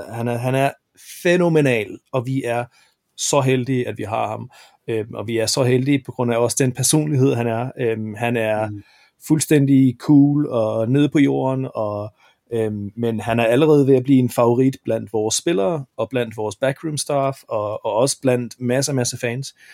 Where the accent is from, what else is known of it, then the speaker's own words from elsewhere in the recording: Jutland, Denmark; da jeg var jyde, der, der kaldte vi det bisse.